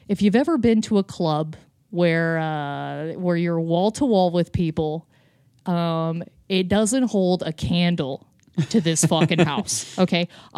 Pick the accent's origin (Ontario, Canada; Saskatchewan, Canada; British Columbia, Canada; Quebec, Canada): Ontario, Canada; Lindsay; Anyway, so I grew up in Lindsay, Ontario, which is just basically... I went to kind of like the hillbilly high school.